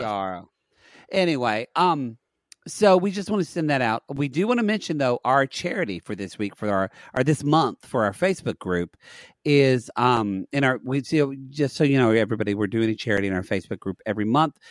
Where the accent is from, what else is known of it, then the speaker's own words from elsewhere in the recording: Oklahoma, United States; Growing up in Oklahoma